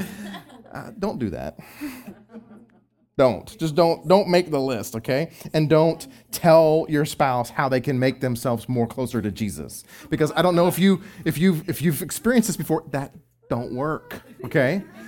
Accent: Texas, United States; I'm from Texas

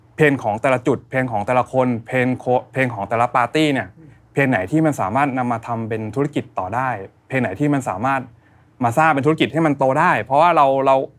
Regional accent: Bangkok, Thailand; เราคนกรุงเทพ

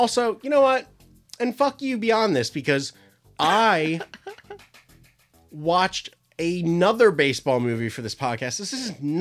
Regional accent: United States; I'm an American

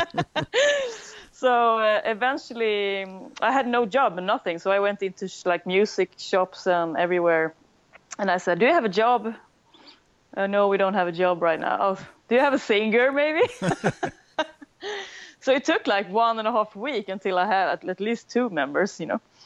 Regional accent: Sweden; accent: Swedish; English is a second language; a Swedish band. Maybe you can hear that in my lousy accent.

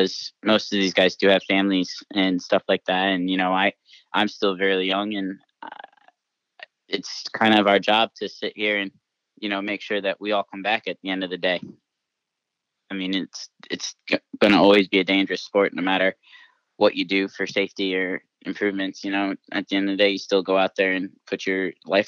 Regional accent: United States; that's my home country. That's my heritage. That's where my family's from. That's where I grew up

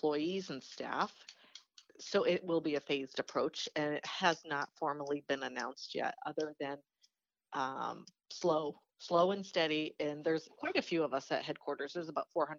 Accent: Pennsylvania, United States; moved away as an adult; also born or lived in Philadelphia; now in Indianapolis, United States; I'm from Pennsylvania. I was born and raised there and left.

